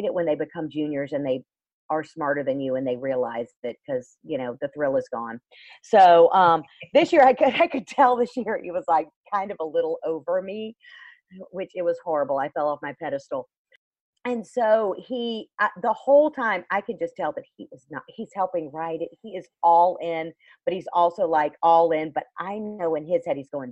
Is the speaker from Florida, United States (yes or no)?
yes; Florida, United States; I'm still from Florida